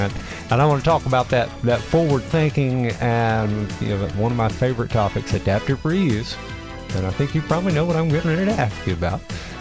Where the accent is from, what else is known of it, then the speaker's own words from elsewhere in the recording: Dunn, North Carolina, United States; also born or lived in Erwin, North Carolina; I grew up in Dunn and Irwin, you know, not down here, but similar type of towns, similar type of downtowns.